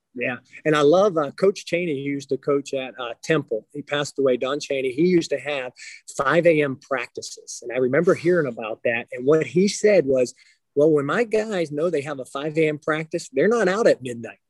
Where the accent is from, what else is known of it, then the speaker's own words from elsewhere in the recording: Aliquippa, Pennsylvania, United States; I grew up outside of Pittsburgh, Pennsylvania. So uh, Aliquippa was the town I grew up in.